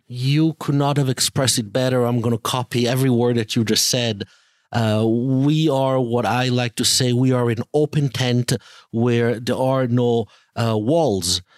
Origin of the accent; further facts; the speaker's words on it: Italy; moved away; also born or lived in Israel / England / France; I am an Italian Jew because I was born in Italy and I also lived in Israel for many, many years, uh, roughly eighteen years